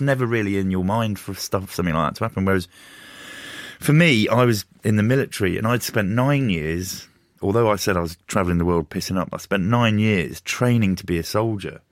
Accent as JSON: {"language": "English", "town": "Luton", "region": "East of England", "country": "United Kingdom", "tie": "born or raised there", "said": "growing up in Luton"}